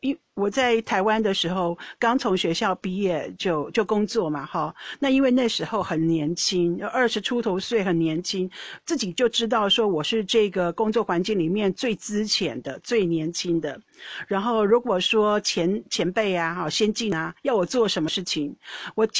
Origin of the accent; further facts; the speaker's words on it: Netherlands; Chinese is a second language; 我发现到你们中国人很爱道歉，到底是不是真心的？我们荷兰人不道歉的，会表示歉意，没有错，但是不会道歉那么严重。